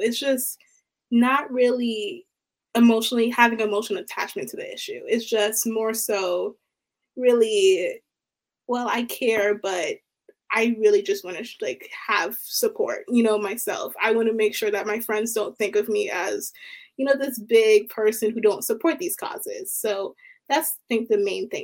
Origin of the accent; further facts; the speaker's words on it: Baltimore, Maryland, United States; I'm from Baltimore, Maryland